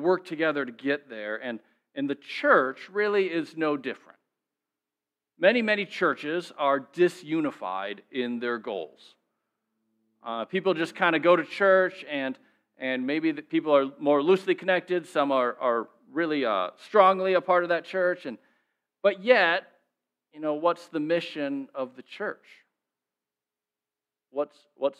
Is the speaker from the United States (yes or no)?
yes; Minnesota, United States; I'm from Minnesota